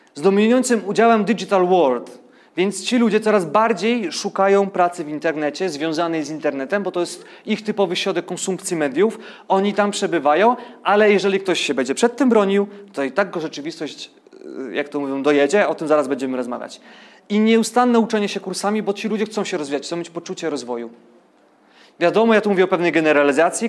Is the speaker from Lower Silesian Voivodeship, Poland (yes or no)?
no; Ustrzyki Dolne, Subcarpathian Voivodeship, Poland; urodziłem się w Ustrzykach Dolnych, więc powiedzmy, że tam komuna trochę dłużej żyła.